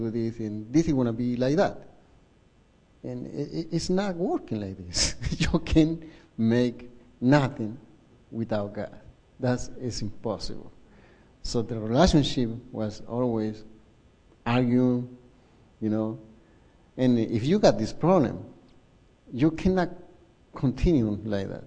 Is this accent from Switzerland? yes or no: no; Chile; English is a second language; moved away; I'm from Chile